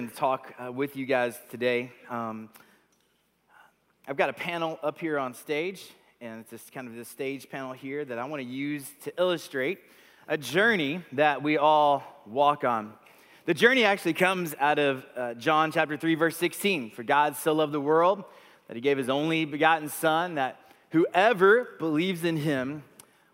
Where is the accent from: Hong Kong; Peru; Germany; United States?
United States; Texas; moved away as an adult; also born or lived in Vancouver, Canada; We grew up in Texas, but we moved here from Vancouver, British Columbia in Canada